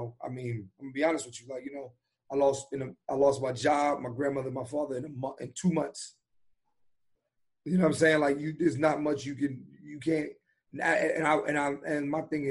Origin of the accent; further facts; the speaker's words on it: Philadelphia, Pennsylvania, United States; I grew up in East Oak Lane. So that's like it's like an it's a how would I say this? It's a nice black neighborhood in Philly